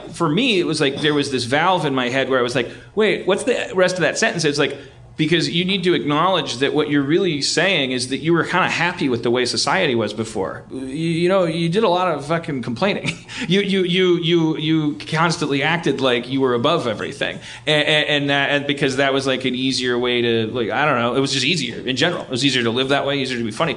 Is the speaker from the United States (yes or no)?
yes; Milwaukee, Wisconsin, United States; I grew up in Milwaukee